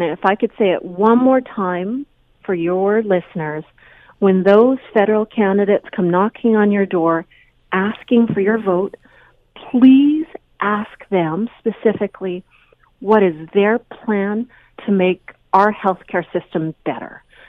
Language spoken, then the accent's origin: English; Canada; we as a Canadian society need to try to keep ourselves as healthy as possible